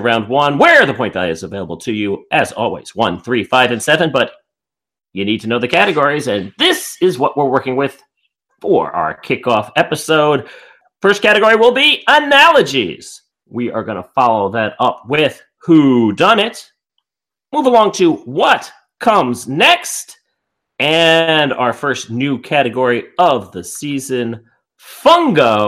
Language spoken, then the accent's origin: English; New York, United States; accent: New York; my New York accent